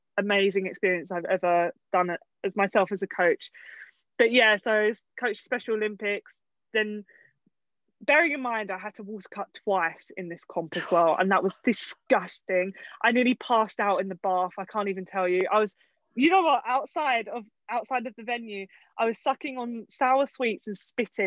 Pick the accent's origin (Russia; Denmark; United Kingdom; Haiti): United Kingdom; Essex, East of England; I'm from Essex myself, which is just outside of London.